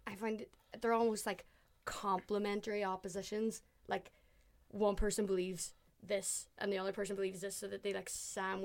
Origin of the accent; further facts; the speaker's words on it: Ireland; because I'm Irish, and then I'm like, oh, he's actually doing an Irish accent.